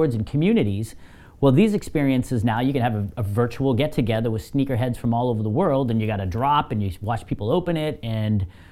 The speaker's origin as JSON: {"language": "English", "town": "Boston", "region": "Massachusetts", "country": "United States", "moved": "yes", "said": "I am from the Boston area"}